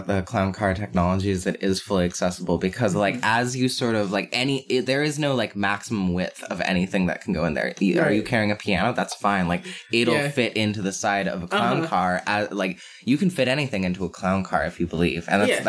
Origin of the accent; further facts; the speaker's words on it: Mission, British Columbia, Canada; I grew up in Mission